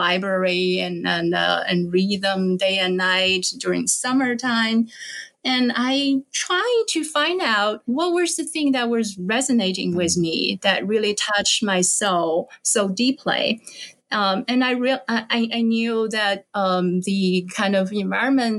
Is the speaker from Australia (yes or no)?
no; China; moved away as an adult; also born or lived in United States; I was born and raised in China before I came to the United States for my doctoral degree